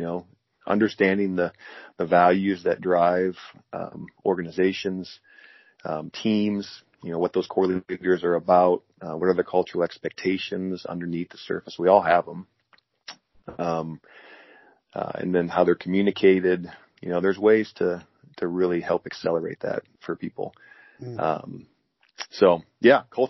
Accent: Kesley, Iowa, United States; I'm from a town of 80 people. I grew up in Kesley, Iowa.

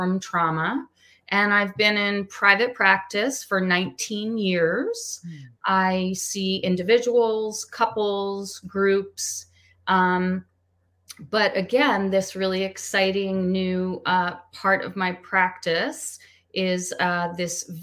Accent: Washington, District of Columbia, United States; also born or lived in Pennsylvania / Maryland; I'm originally from the Washington, D.C. area

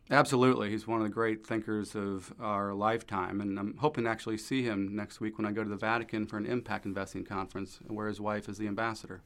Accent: St. Louis, Missouri, United States; moved away; Grew up in Saint Louis

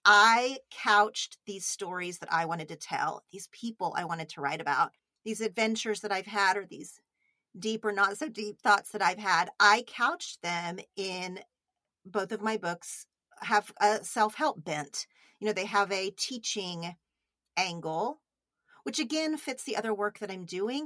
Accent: Oklahoma, United States; moved away

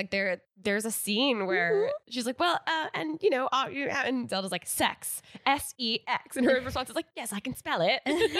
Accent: Connecticut, United States; moved away; I'm from Connecticut

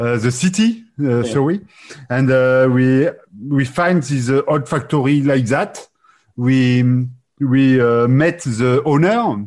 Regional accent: France; accent: French; English is a second language

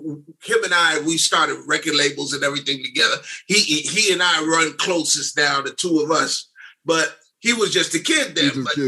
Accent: New York City, New York, United States; Dave and I grew up on Park Slope on a block called Lincoln Place.

